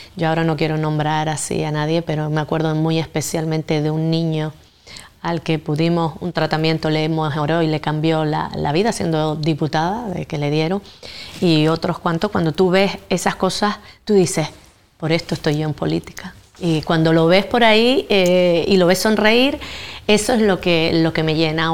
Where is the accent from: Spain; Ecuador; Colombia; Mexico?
Spain; Gran Tarajal, Canary Islands; adoro mi pueblo, el pueblo de Gran Tarajal